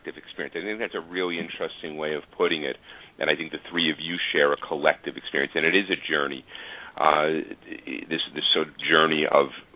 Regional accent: New York City, New York, United States; moved away; I had the honor of going back to my hometown, Staten Island

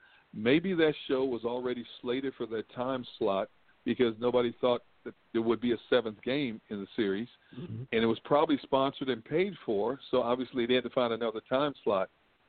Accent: Milwaukee, Wisconsin, United States; moved away; also born or lived in California; I'm from Milwaukee, Wisconsin. I'm from north part of Milwaukee, Wisconsin.

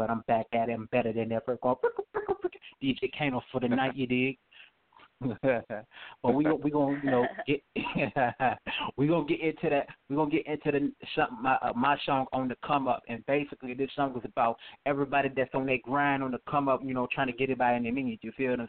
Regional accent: Thibodaux, Louisiana, United States; I'm from Thibodaux, Louisiana.

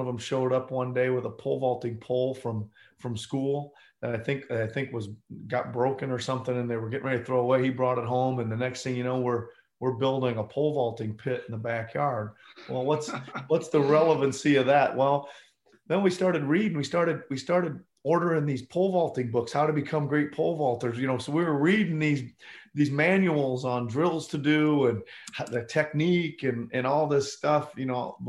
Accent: Carroll, Iowa, United States; moved away as an adult; also born or lived in England; now in Toronto, Canada; my hometown of Carroll, Iowa

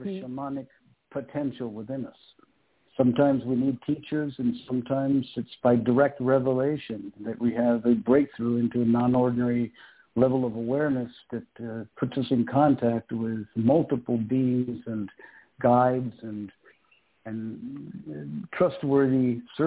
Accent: Peru; I was born and raised in Peru

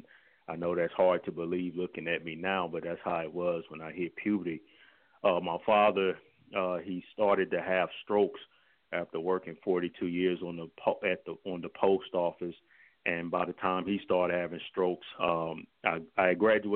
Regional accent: St. Louis, Missouri, United States; I was born and raised here in St. Louis, Missouri

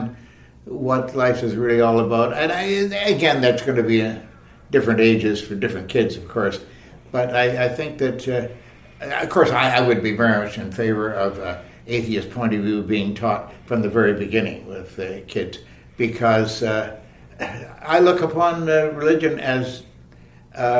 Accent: Toronto, Ontario, Canada; born or raised there

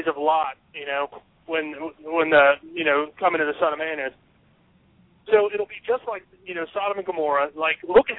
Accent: United States; I'm an American

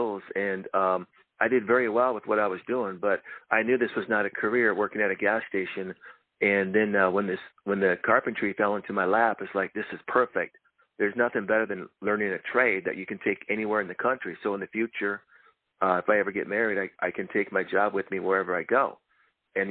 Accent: Fargo, North Dakota, United States; moved away as an adult; also born or lived in Marinette, Wisconsin; now in California, United States; We moved to Fargo, North Dakota, where I grew up until I was 21.

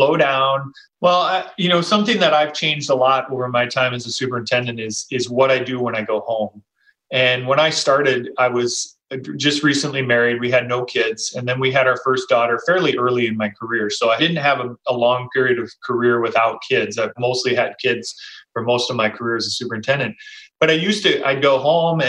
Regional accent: Minnesota, United States; I grew up in Minnesota too, much smaller town outside of a metro area

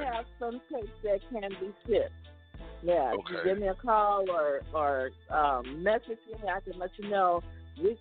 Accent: California, United States; also born or lived in Mississippi; now in Las Vegas, United States; we got family in Mississippi, and I grew up in California and migrated from California to Las Vegas

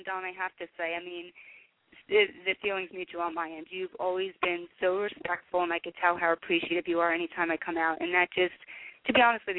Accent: New Jersey, United States; we're both from New Jersey

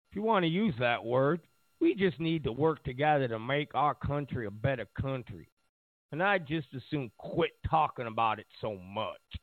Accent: New York, United States; I grew up in New York

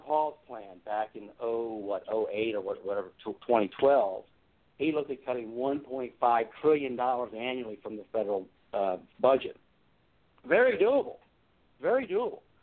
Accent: Hampton, Virginia, United States; also born or lived in Newport News, Virginia; now in Alexandria, United States; I did grow up in the Hampton Roads area, downstate. A graduate of Hampton High School. I was born in Newport News.

